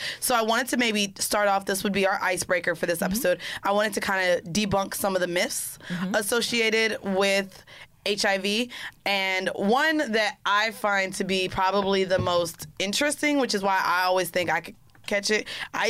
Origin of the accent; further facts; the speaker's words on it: Orlando, Florida, United States; I'm from Florida.